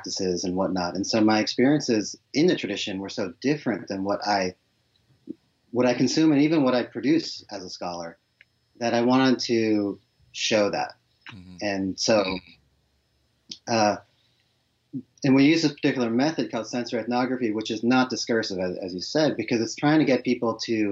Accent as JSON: {"language": "English", "town": "Boston", "region": "Massachusetts", "country": "United States", "tie": "born or raised there", "said": "I was born and raised in Boston, or just outside of Boston in the suburbs"}